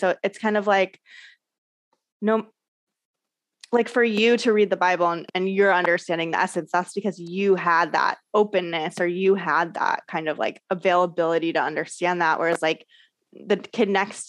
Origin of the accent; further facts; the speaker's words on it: Orange County, California, United States; I grew up in Orange County, California, which is like very Christian